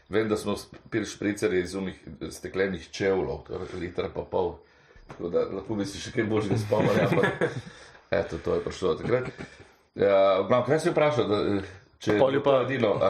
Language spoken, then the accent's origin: Slovenian; Karlovac, Karlovac County, Croatia; now in Slovenia; ker namreč sem iz Karlovca prišel.